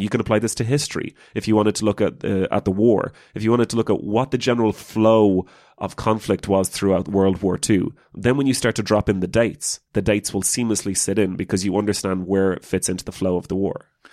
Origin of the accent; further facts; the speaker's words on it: Ireland; as an Irish person